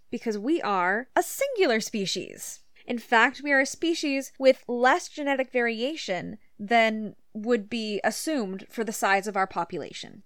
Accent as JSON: {"language": "English", "country": "United States", "tie": "born or raised there", "moved": "yes", "lives_now": "Canada", "said": "I grew up in the United States"}